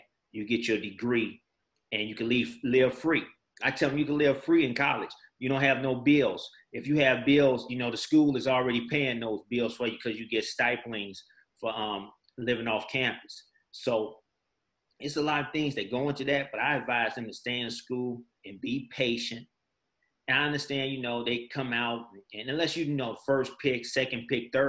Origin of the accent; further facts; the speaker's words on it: Chicago, Illinois, United States; moved away as an adult; also born or lived in Oakland, California; I'm from Chicago